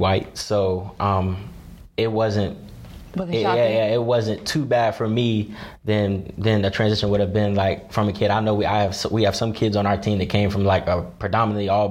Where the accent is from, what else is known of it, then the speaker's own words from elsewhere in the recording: Greensboro, Kernersville, North Carolina, United States; in fourth grade, I moved from Greensboro, North Carolina, to a city called Kernersville